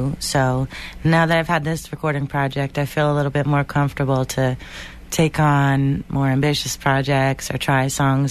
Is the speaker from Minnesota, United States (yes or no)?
no; Boston, Massachusetts, United States; a singer from Boston